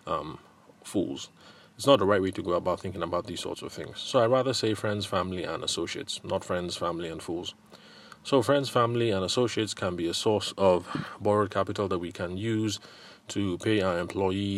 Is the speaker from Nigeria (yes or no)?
yes; Benue, Nigeria; Where I come from, I'm from Benue State